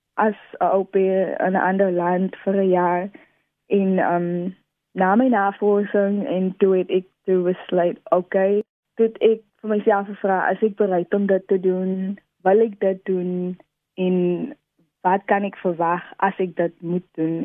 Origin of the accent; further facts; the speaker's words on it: Wellington, Western Cape, South Africa; also born or lived in Netherlands; ek is van Wellington